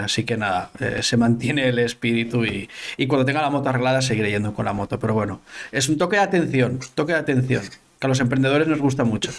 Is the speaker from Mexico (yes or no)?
no; Ontinyent, Valencian Community, Spain; also born or lived in Barcelona; Yo soy de Ontinyent, que es un pueblo que está como a una hora al sur de Valencia